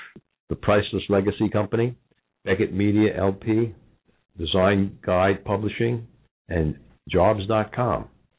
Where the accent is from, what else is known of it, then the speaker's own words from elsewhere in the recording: Long Island, New York, United States; I'm from Long Island.